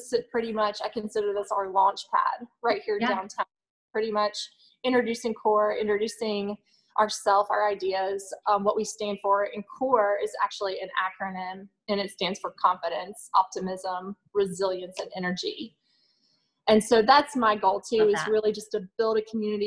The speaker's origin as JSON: {"language": "English", "town": "Greenville", "country": "United States", "tie": "born or raised there", "also_born_or_lived": "Charlotte", "moved": "as an adult", "said": "I'm from Greenville. My family is here, born and raised."}